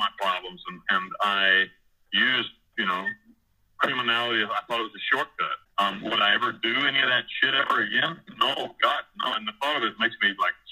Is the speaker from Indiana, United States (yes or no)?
no; near Asheville, Western North Carolina, United States; moved away as an adult; also born or lived in Costa Rica / Panama; I grew up in Western North Carolina, just outside of the provincial capital of all of Western North Carolina. It's a little town called Asheville.